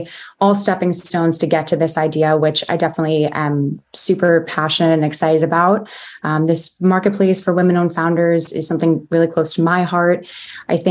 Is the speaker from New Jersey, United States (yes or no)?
yes; New Jersey, United States; moved away as an adult; also born or lived in Baltimore; So I'm from New Jersey originally.